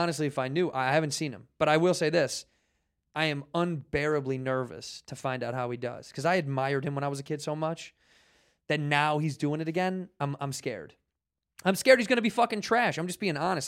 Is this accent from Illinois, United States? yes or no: yes; Chicago, Illinois, United States; moved away as an adult; now in Los Angeles, United States; I would move back to Chicago where I'm from